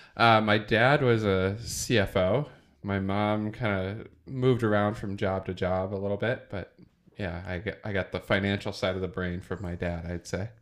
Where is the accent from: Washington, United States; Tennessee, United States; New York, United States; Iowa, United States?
Iowa, United States; I grew up in Iowa, in small town Iowa